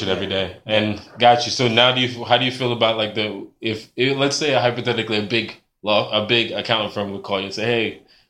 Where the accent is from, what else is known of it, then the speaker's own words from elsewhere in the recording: Jamaica; also born or lived in Bronx, New York; now in United States; I'm from Jamaica. I'm an immigrant.